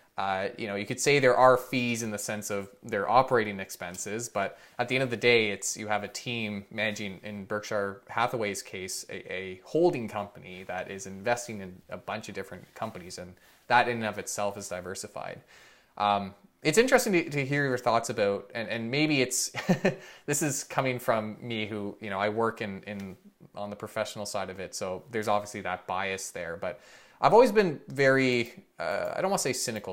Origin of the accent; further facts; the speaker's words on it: Canada; as a Canadian